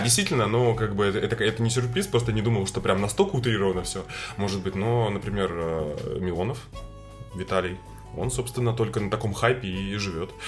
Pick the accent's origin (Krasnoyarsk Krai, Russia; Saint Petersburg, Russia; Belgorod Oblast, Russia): Saint Petersburg, Russia; как и я, рос в Петербурге в 90-х